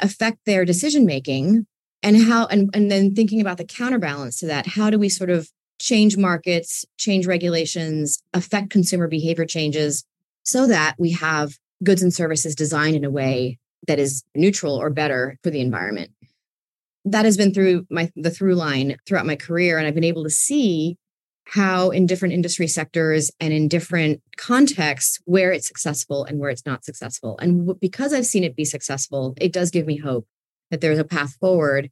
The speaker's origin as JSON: {"language": "English", "town": "New York City", "region": "New York", "country": "United States", "tie": "born or raised there", "said": "I grew up in New York City, where there are trees. There are a few of them on the block that I grew up in, Queens"}